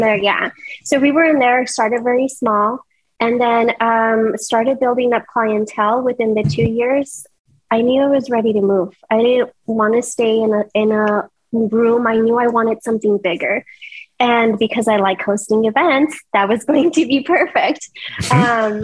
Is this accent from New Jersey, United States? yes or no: no; El Paso, Texas, United States; moved away as an adult; now in Houston, United States; I'm not originally from Houston. I come from El Paso